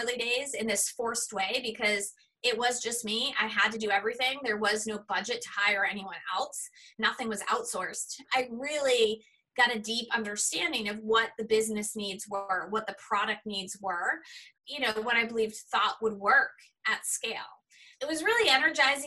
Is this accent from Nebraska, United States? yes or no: no; Boston, Massachusetts, United States; I grew up in the Boston area